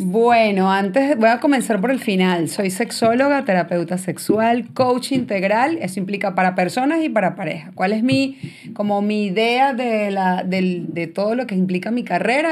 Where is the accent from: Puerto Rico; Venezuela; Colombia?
Venezuela; San Antonio de los Altos, Miranda; moved away as an adult; also born or lived in Boston, United States; now in United States; yo soy de San Antonio de los Altos